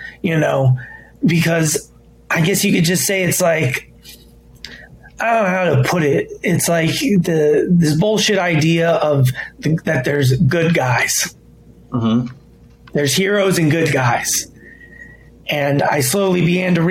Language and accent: English; United States; I didn't grow up in Lebanon. I was born in America